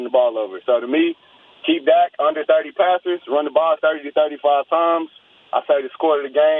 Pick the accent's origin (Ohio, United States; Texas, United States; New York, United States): Texas, United States; Dallas; moved away; also born or lived in the Valley; I'm from Dallas, but I moved to the Valley.